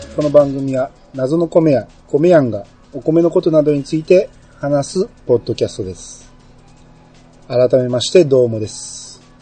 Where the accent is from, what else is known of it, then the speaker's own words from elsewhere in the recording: Kansai, Japan; 僕関西人